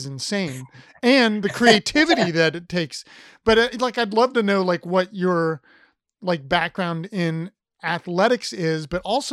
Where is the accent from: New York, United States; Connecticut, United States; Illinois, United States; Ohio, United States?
Ohio, United States; Columbus; moved away; I'm from Columbus, Ohio